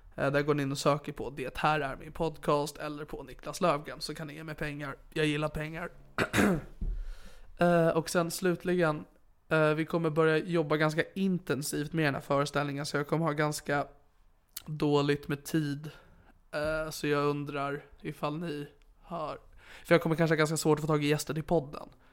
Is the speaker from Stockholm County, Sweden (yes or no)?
yes; Sigtuna, Stockholm County, Sweden; i min hemstad Sigtuna